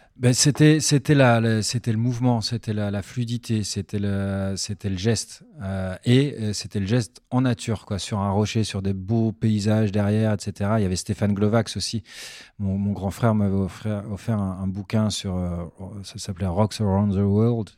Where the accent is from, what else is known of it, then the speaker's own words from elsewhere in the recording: Pontoise, Île-de-France, France; moved away as an adult; also born or lived in Belgium; on a déménagé en banlieue parisienne pour le travail de mon père. à Pontoise, dans le, dans le 9-5. Et c'est là où j'ai vécu toute mon enfance, en fait, jusqu'à mes 18-19 ans.